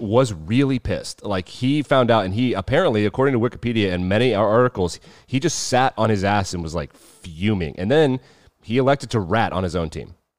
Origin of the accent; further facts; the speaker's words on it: United States; as an American